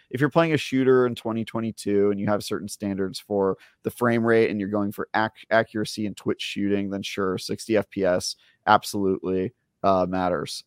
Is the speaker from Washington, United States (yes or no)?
no; Oakland, California, United States; I grew up in Oakland